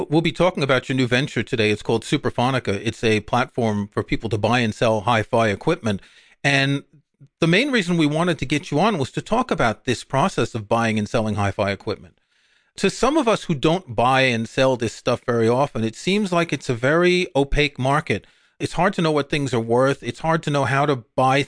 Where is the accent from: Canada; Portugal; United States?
United States; New York; I grew up in New York, and there was almost a hi-fi shop on every corner when you went into Manhattan